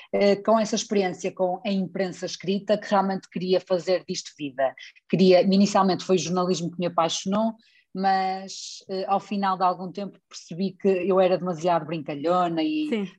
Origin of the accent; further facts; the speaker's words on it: Espinho, Norte, Portugal; accent: Northern; jornal local da minha terra onde eu vivo, que é a Defesa de Espinho